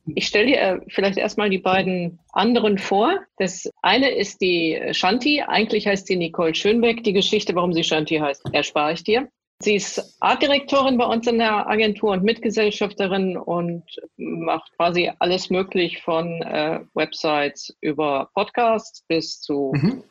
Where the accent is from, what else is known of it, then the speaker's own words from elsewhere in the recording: Duisburg, North Rhine-Westphalia, Germany; Also ich bin in Rheinhausen ja geboren, nicht in, ja. in Duisburg